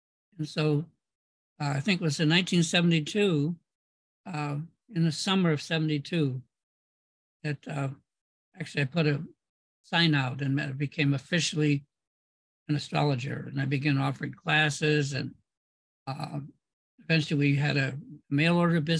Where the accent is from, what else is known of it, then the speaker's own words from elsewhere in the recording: Ann Arbor, Michigan, United States; also born or lived in Berkeley; I came from Ann Arbor, which was like the weak sister at that point. It's not anymore. It's a powerful center.